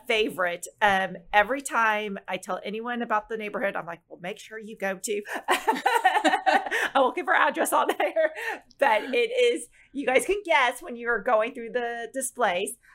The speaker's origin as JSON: {"language": "English", "town": "Plano", "region": "Texas", "country": "United States", "tie": "born or raised there", "said": "growing up in Plano"}